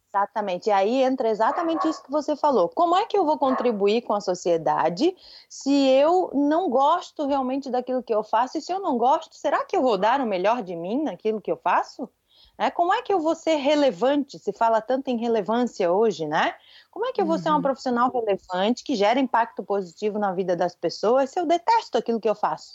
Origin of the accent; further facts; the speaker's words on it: Florianópolis, Santa Catarina, Brazil; accent: manezinho (Florianópolis island accent); eu moro em Florianópolis e sou daqui, eu sou manezinha da ilha típica